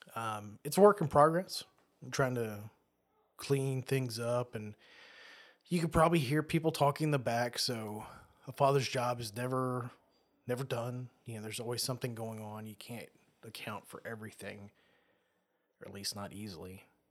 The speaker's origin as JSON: {"language": "English", "country": "Australia", "tie": "born or raised there", "said": "I was born in Australia"}